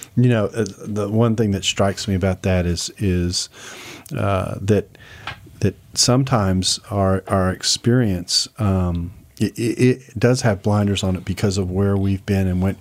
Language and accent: English; Houston, Texas, United States; moved away; I grew up in Houston